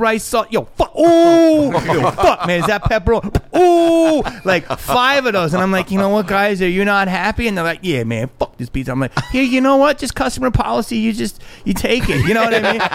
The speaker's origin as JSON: {"language": "English", "town": "Philadelphia", "region": "Pennsylvania", "country": "United States", "tie": "born or raised there", "said": "I grew up in Philly"}